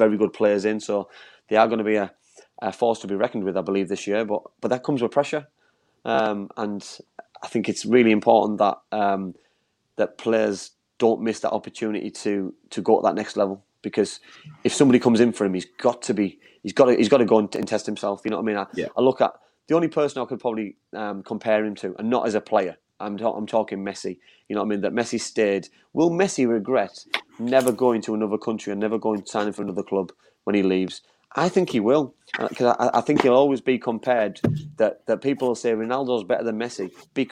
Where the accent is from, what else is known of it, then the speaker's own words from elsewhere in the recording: England, United Kingdom; me as an English man